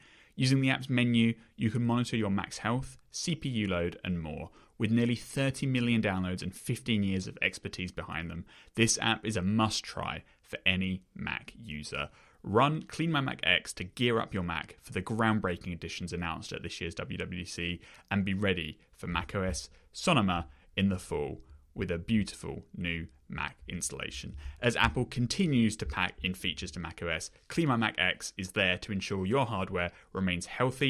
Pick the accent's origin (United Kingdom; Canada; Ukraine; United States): United Kingdom; I'm British.